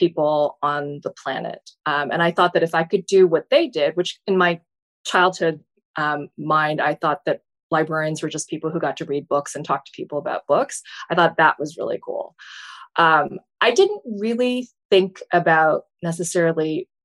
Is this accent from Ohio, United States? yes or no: no; Fargo, North Dakota, United States; now in Baltimore, United States; my hometown, which is Fargo